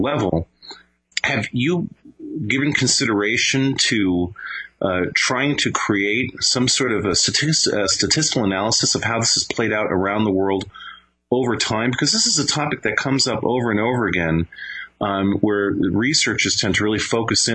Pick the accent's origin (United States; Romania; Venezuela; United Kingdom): Venezuela; moved away; I grew up in South America, in Venezuela